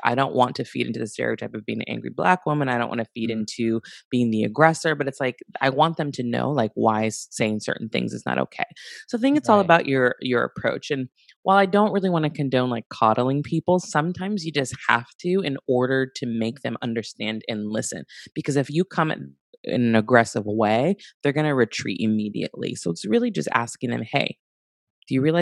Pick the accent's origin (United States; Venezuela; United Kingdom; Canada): United States; Santa Barbara, California; Growing up in Santa Barbara, I grew up in predominantly white space